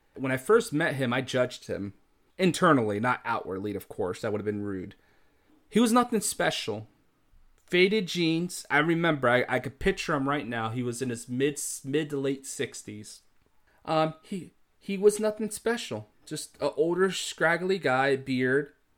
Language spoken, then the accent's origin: English; United States